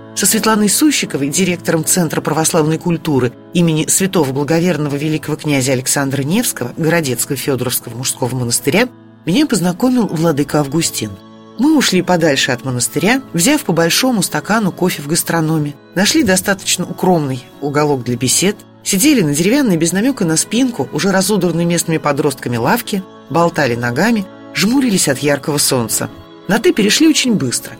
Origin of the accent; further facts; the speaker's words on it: Nizhny Novgorod, Nizhny Novgorod Oblast, Russia; Как коренная нижегородка